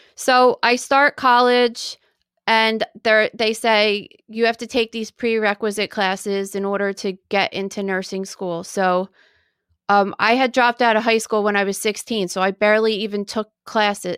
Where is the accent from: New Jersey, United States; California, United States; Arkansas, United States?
New Jersey, United States; Woodbury; I was born in 1979 in New Jersey and at a hospital in Woodbury, New Jersey